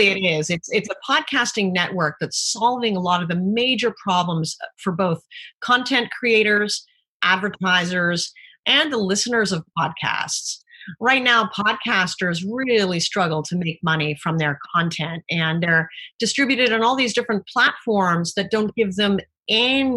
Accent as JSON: {"language": "English", "country": "Canada", "moved": "yes", "said": "being Canadian"}